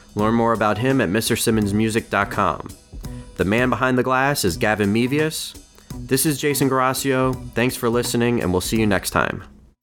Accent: United States; being born and raised in America

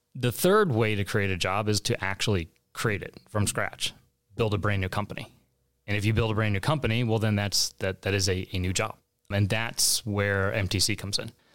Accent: St. Louis, Missouri, United States; moved away as an adult; also born or lived in San Diego, California; Born and raised in St. Louis

